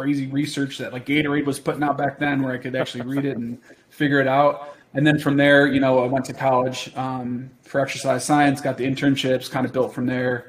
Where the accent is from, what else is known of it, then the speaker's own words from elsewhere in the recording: New York, United States; growing up in New York